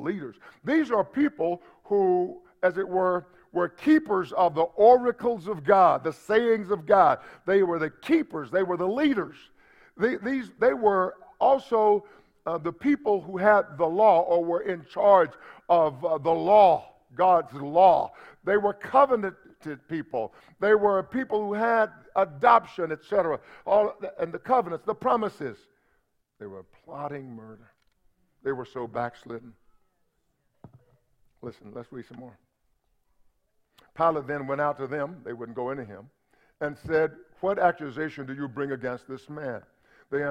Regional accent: United States; I'm an American because I was born in America

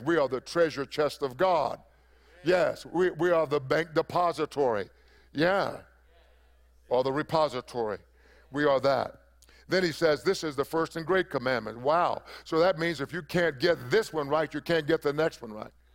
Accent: East Texas, United States; I come from East Texas

